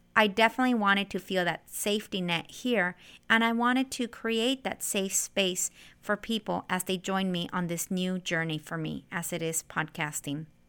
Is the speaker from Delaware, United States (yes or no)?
no; Central Valley, California, United States; moved away as an adult; also born or lived in Santa Barbara, California; now in San Diego, United States; I grew up in the Central Valley here in California.